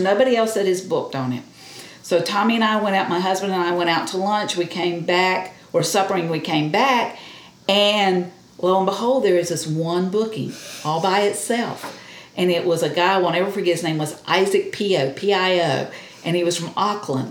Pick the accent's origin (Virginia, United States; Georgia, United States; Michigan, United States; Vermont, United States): Georgia, United States; Cairo; also born or lived in Thomasville, Georgia; I'm from Cairo, but I uh, taught here, like I said, all 30 years of my teaching career